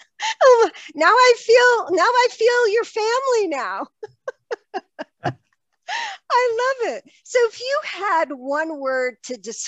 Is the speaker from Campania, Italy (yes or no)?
no; Tuscany, Italy; moved away; So I told you before we started the show that I grew up in Italy, in Tuscany.